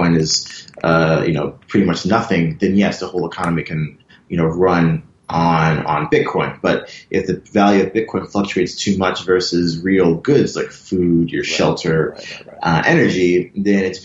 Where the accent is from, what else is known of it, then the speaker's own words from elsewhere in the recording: Buffalo, New York, United States; moved away as an adult; also born or lived in Philadelphia; now in Hong Kong; I'm from Buffalo, New York, which is a small town near Toronto, across the border